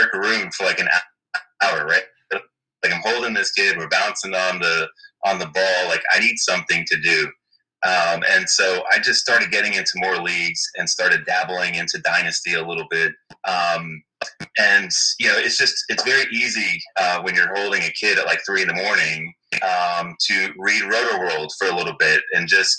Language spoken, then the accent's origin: English; Miami, Florida, United States; moved away as an adult; now in Washington, D.C., United States; born and raised in Miami, Florida